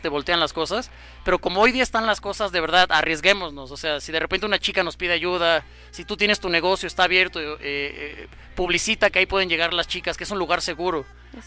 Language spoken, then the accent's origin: Spanish; Mexico; entre nosotros como mexicanos